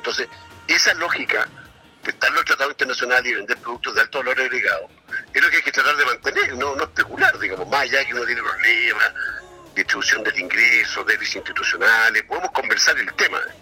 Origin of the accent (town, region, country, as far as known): Chile